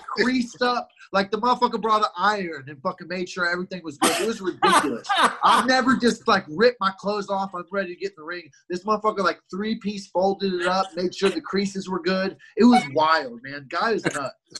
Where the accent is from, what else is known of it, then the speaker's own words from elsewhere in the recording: Columbia, Missouri, United States; also born or lived in Albuquerque; I grew up in Columbia, Missouri, which is a couple couple hours away